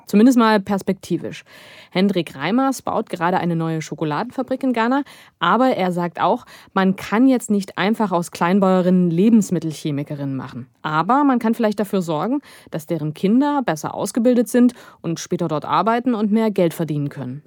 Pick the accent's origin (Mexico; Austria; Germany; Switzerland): Germany